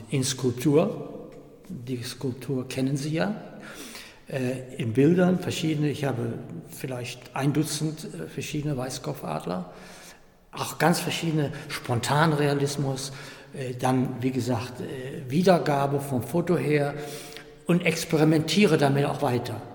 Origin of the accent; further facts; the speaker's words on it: Euskirchen, North Rhine-Westphalia, Germany; Miele in Euskirchen, das ist meine Heimat